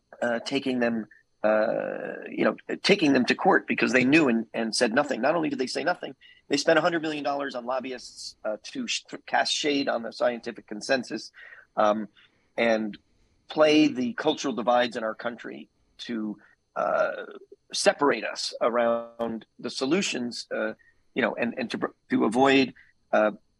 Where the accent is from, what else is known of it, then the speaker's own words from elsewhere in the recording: New York, United States; I'm from New York